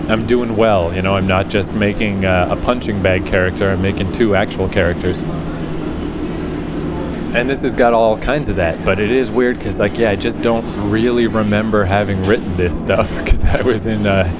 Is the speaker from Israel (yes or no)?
no; Fredericton, New Brunswick, Canada; moved away; also born or lived in New York City; my hometown in Fredericton, New Brunswick, very tiny city